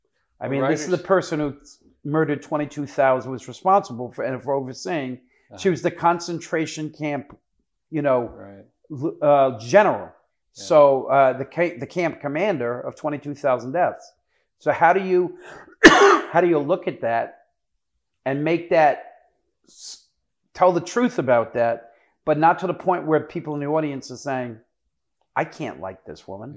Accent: Wayne, New Jersey, United States; also born or lived in Brooklyn, New York; I'm from New York. I was born in, New York, and my mom and dad unfortunately divorced. And my mom took me from Brooklyn, New York to Wayne, New Jersey.

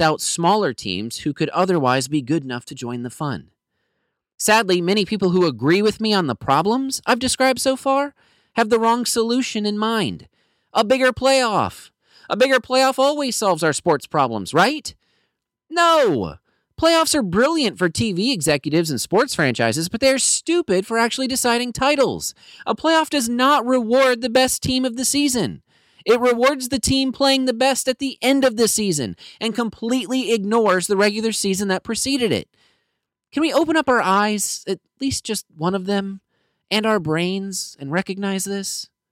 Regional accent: Minnesota, United States; now in Virginia, United States; As a Minnesotan, currently living in Virginia

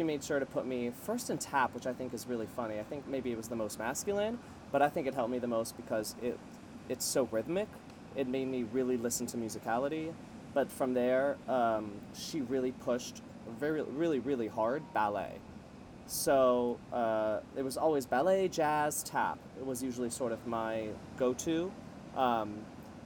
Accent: Miami, Florida, United States; moved away as an adult; also born or lived in New York; I'm from Miami, born and raised. I moved to New York when I was 18

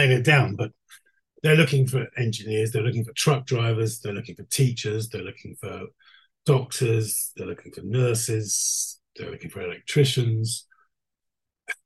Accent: London, United Kingdom; moved away as an adult; now in Skellefteå, Sweden; I lived there till I was 45. I'm a Londoner born and bred.

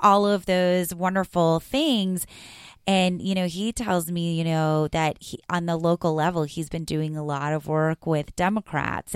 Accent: South Florida, United States; And I grew up in South Florida

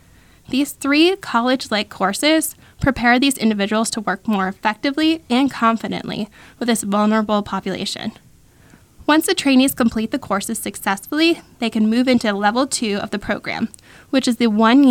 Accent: New Hampshire, United States; moved away as an adult; also born or lived in Florida; I was born and raised in New Hampshire

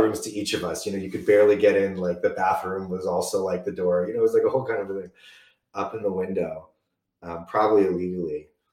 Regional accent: California, United States; I'm from California

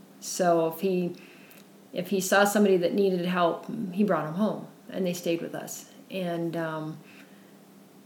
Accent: Central South Dakota, United States; now in Utah, United States; I grew up in Central South Dakota

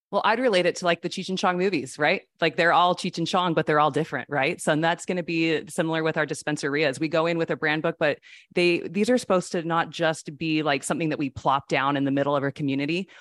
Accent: Utah, United States; I grew up in Utah with all the Mormons

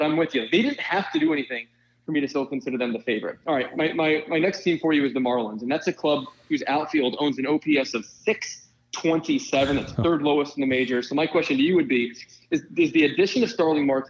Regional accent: Philadelphia, Pennsylvania, United States; I'm from Philadelphia, so I'm naturally extremely pessimistic.

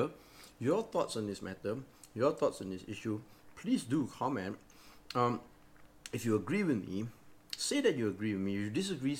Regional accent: Malaysia; I'm a Malaysian

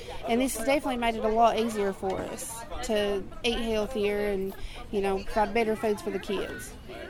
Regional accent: Whitesburg, Kentucky, United States; I'm from Whitesburg, Kentucky.

